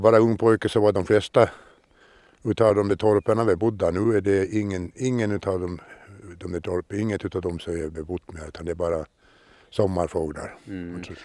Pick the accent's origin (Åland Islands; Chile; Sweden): Åland Islands; jag är uppvuxen på Trätö, heter holmen